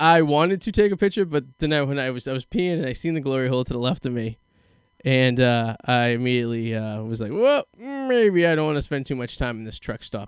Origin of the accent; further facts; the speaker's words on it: Boston, Massachusetts, United States; I'm from Boston